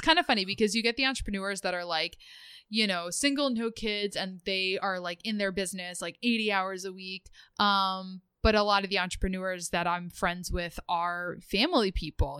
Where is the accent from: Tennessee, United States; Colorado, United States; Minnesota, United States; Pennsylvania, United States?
Pennsylvania, United States; outside Philadelphia; moved away as an adult; now in Rhode Island, United States; I grew up outside of Philadelphia